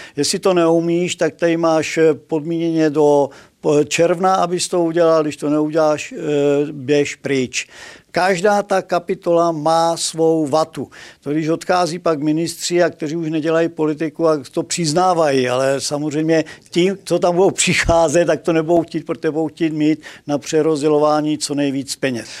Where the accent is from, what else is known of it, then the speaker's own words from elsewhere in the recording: Moravia, Czechia; u nás na Moravě